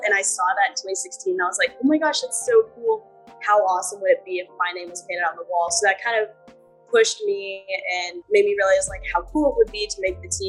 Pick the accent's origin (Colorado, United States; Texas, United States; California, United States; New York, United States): Texas, United States; Austin; I grew up in Austin.